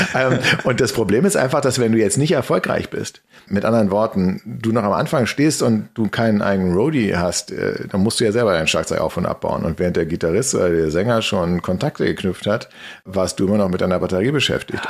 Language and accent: German; Berlin, Germany; Berlin, und zwar im, im, im Westteil der Stadt